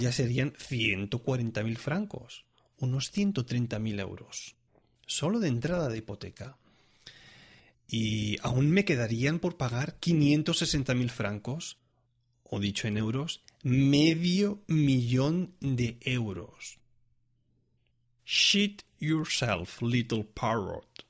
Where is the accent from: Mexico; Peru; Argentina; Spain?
Spain; moved away as an adult; now in Switzerland; soy un músico español, estudiante